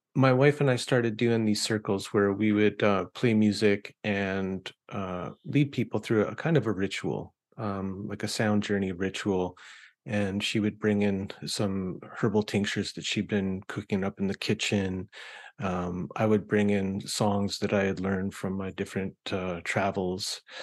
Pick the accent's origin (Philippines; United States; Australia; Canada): Canada; I grew up in Canada with the CBC